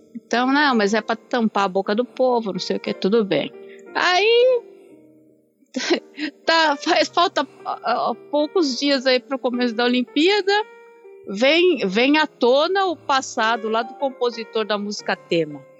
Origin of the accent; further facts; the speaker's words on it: Brazil; now in Japan; eu sendo brasileira